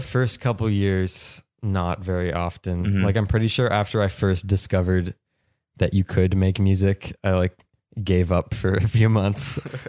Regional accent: Prince Edward Island, Canada; I'm from Prince Edward Island, Canada. It's like the far east coast of Canada.

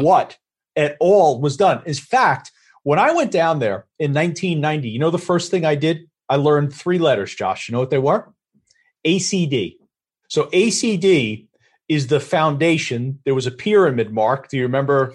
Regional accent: Valley Stream, New York, United States; accent: Long Island; I grew up in Valley Stream, had a lot of friends in Hewlett.

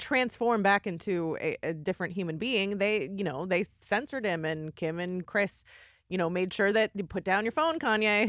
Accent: Arizona, United States; also born or lived in Los Angeles, California; I uh, spent most of my life there but I, w- I was not born there.

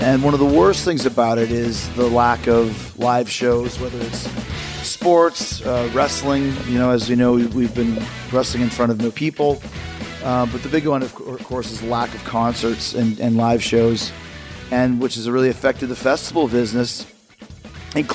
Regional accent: Winnipeg, Manitoba, Canada; growing up in Winnipeg, 87, 88

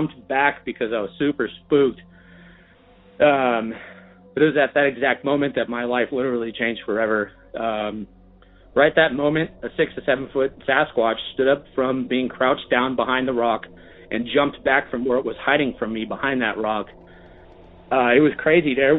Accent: Bay Area, California, United States; I grew up in the Bay Area, born and raised

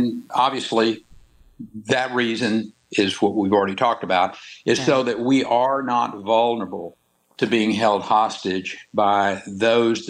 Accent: Texas, United States; born or raised there

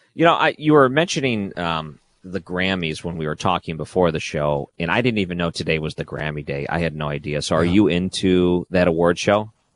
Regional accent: Detroit, Michigan, United States; when I grew up in Detroit, we had the CBC

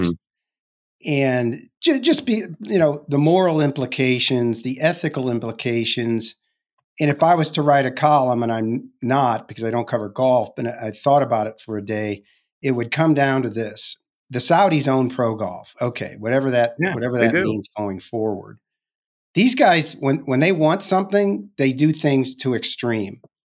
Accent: St. Louis, Missouri, United States; I grew up in St. Louis. I know all about that.

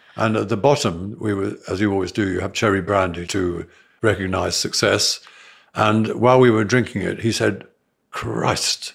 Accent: South Africa; moved away; I was brought up in South Africa

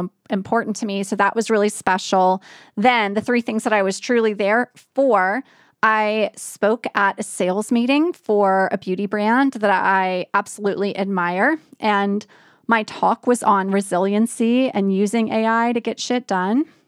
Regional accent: New Orleans, Louisiana, United States; moved away; New Orleans is my hometown

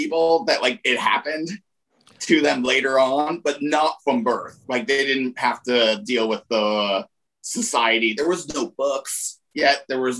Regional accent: Laramie, Wyoming, United States; Laramie, Wyoming.

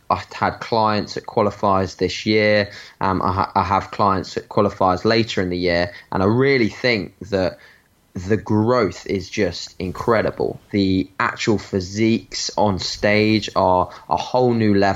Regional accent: Brighton, South East England, United Kingdom; I'm from Brighton in the UK

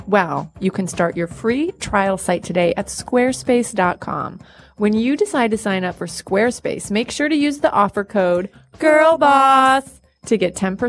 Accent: West Hartford, Connecticut, United States; I mean, I grew up in West Hartford, Connecticut.

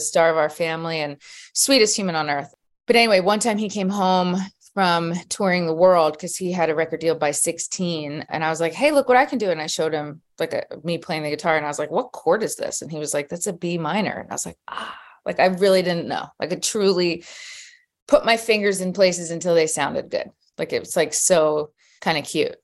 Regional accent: Philadelphia, Pennsylvania, United States; born and raised in Philadelphia. Pennsylvania.

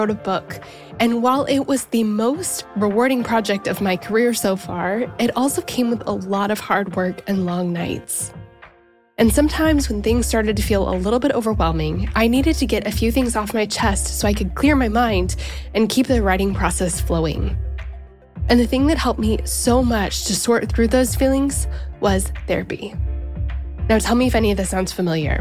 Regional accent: Colorado, United States; now in Nashville, United States; I grew up in Colorado.

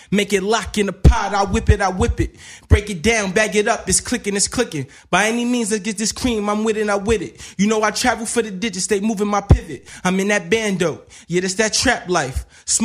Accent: New York City, New York, United States; I'm from the South Bronx.

